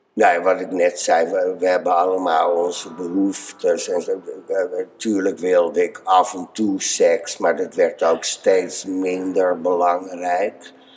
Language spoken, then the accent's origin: Dutch; IJmuiden, North Holland, Netherlands; also born or lived in Bloemendaal / Driehuis; ik ben in IJmuiden geboren. Dus die omgeving, daar kom ik vandaan.